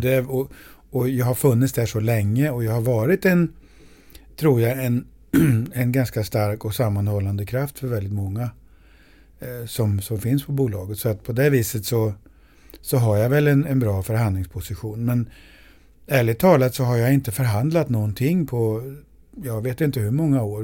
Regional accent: Sweden; jag är svensk

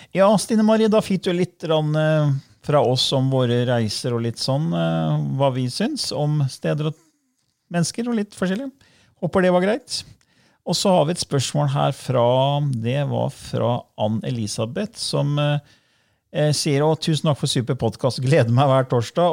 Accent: Norway; du og jeg ble født her i Norge

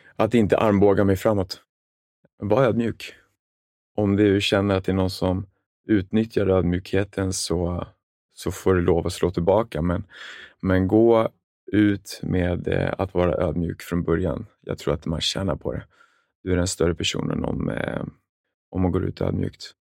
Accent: Stockholm, Stockholm County, Sweden; also born or lived in Jönköping; Jag är uppvuxen med en familj med en storebror i Sätra, en förort i södra Stockholm

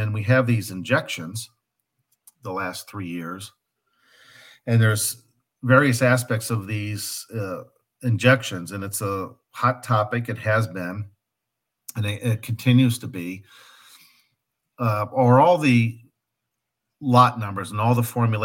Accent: Midwest, United States; I grew up in the Midwest, so I'm comfortable with the culture of the Midwest

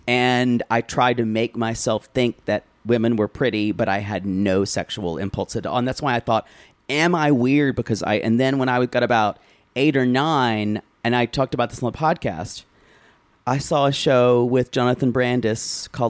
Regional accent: South Carolina, United States; I was a weird kid growing up in South Carolina, rural South Carolina, upstate rural South Carolina

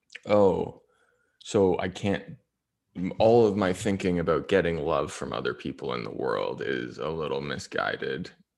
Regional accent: Ontario, Canada; Because I grew up, you know, you grew up, I grew up in Ontario, and like, you know, you're a broke kid and maybe you smoke some pot

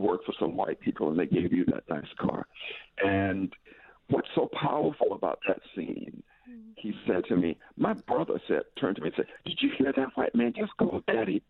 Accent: Tallahassee, Florida, United States; I was born in Tallahassee, Florida

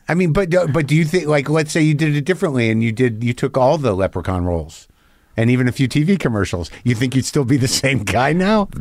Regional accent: New Mexico, United States; also born or lived in New Jersey; I grew up in New Mexico

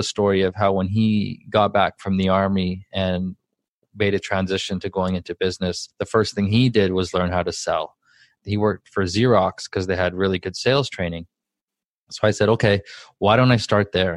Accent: Vancouver, British Columbia, Canada; I'm from Vancouver, Canada, raised in kind of the rougher part of town.

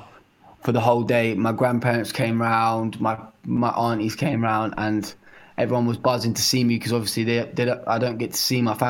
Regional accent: Bedford, East of England, United Kingdom; moved away

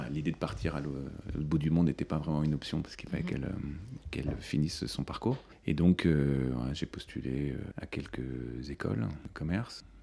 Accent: Mumbai, Maharashtra, India; born there; je suis, né à, je suis né à Mumbai. Et alors, je ne sais pas si vous avez vu, parce que vous avez continué les recherches

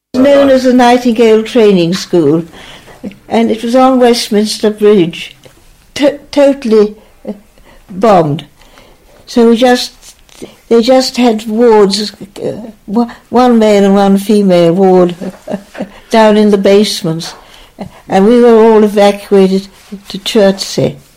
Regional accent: Naas, Leinster, Ireland; Grew up there. I mean, it yeah. I was there till I was 18.

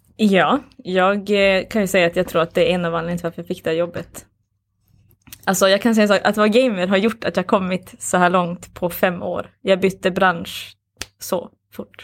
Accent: Boden, Norrbotten County, Sweden; now in Skellefteå, Sweden; Jag bor här, men jag är inte härifrån. Jag är från, eh, jag är från Boden, Luleå från början

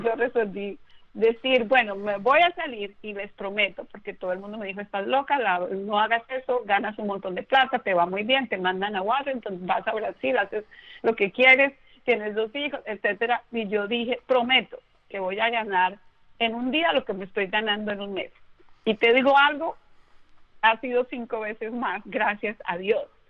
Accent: Bogotá, Colombia; yo soy colombiana eh, de nacimiento, nací en Bogotá

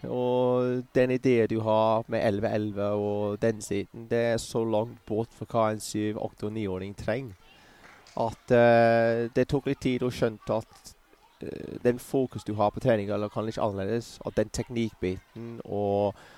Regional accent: Bournemouth, South West England, United Kingdom; Norwegian is a second language; moved away; also born or lived in Kettering; Jeg vokste opp i Bournemouth, men jeg var født i Kettering

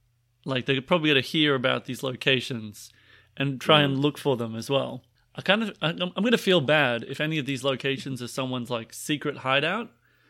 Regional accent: Boston, Massachusetts, United States; Boston. Boston. I'm from Boston.

